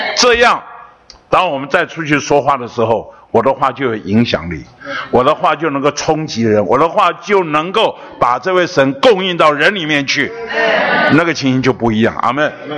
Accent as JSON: {"language": "Chinese", "region": "Taipei", "country": "Taiwan", "tie": "born or raised there", "said": "我是从小出生在北投"}